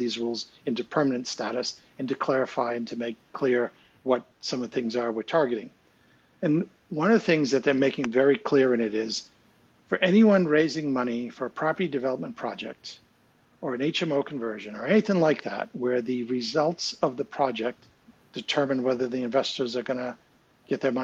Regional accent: United States; now in United Kingdom; I'm an American. I have an American passport. I do not have a British passport.

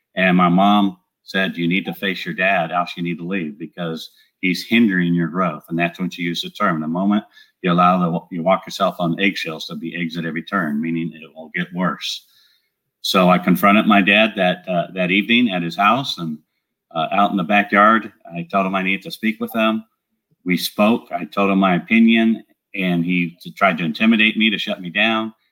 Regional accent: Southern California, United States; moved away as an adult; also born or lived in San Antonio, Texas; now in Great Smoky Mountains, United States; I'm from Southern California, where I was born and raised

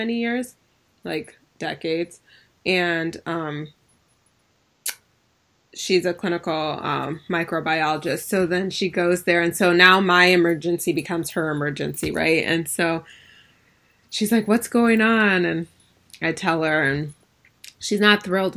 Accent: Ann Arbor, Michigan, United States; I'm from Ann Arbor, so U of M was kind of like, we spent time and hung out in the summer months when we were in the summers, in, you know, during high school on U of M's campus

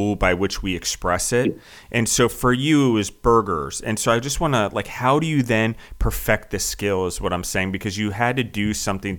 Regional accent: United States; We as Americans

